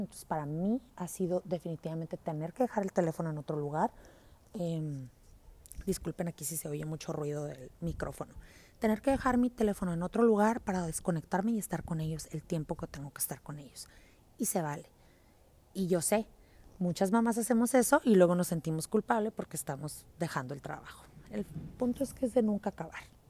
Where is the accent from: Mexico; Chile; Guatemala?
Mexico; San Luis Río Colorado, Sonora; yo soy de San Luis Río Colorado, Sonora, México